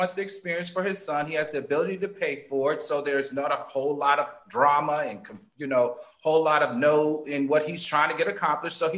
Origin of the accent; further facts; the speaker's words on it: the South, United States; I'm from the South